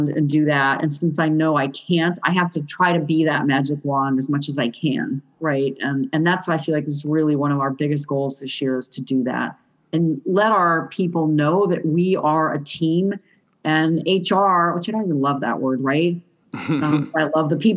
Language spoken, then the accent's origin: English; Southern California, United States; I'm from Southern California, which is a very skateboardy culture growing up